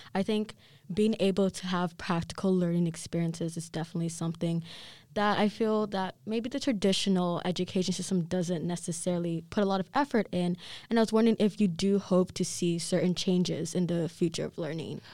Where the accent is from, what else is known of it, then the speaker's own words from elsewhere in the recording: Kenya; moved away; I'm Kenyan